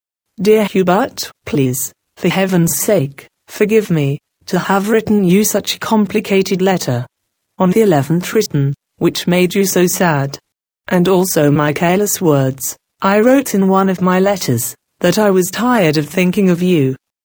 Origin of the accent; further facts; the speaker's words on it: Japan; English is a second language; I may lose Japan, my home, my parents, my brother, simply because I was born in Japan and I happen to share blood with them. But I still don't know how far I'm Japanese in consciousness